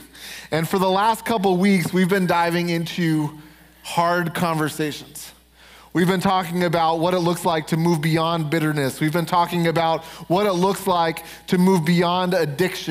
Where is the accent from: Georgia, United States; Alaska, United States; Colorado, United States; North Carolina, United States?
Colorado, United States; Denver; I'm from Denver. We're right outside Denver